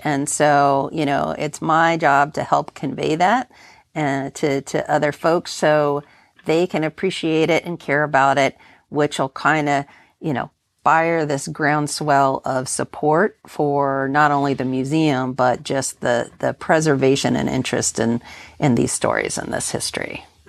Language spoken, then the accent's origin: English; United States; moved away; also born or lived in Great Lakes; I grew up on the Ohio River